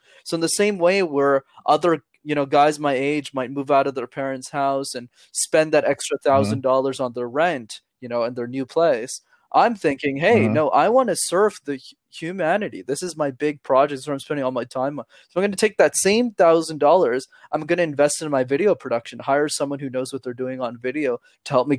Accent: Canada; I'm from Canada

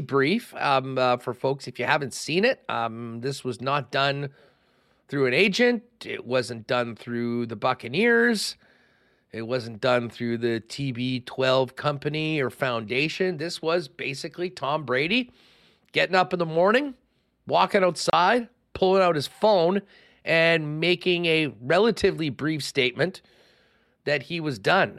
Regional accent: Winnipeg, Manitoba, Canada; growing up in Winnipeg in the eighties

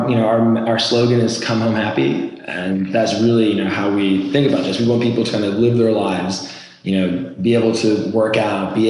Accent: Norway; moved away as an adult; now in United States; I'm actually originally from Norway, born and raised. I came to the US for college

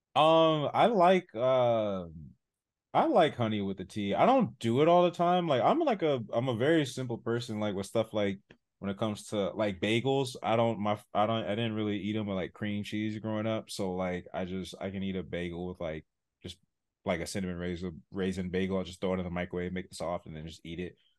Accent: San Diego, California, United States; I grew up in San Diego, born and raised

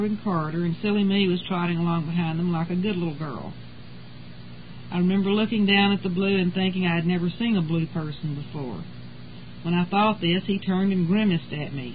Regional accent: Texas, United States; I was born and raised in Texas and have lived here all my life.

